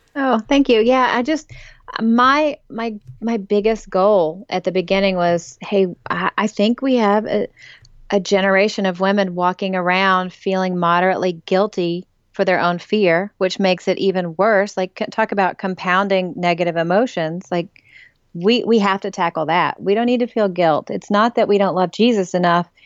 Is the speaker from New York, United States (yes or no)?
no; East Tennessee, United States; moved away as an adult; also born or lived in Memphis / New England / South Florida; now in Nashville area, United States; for all the girls growing up in East Tennessee